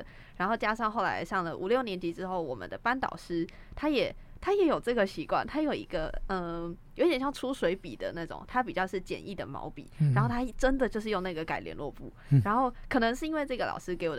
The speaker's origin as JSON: {"language": "Chinese", "country": "Taiwan", "said": "我们台湾人都特别喜欢看星座这样子。"}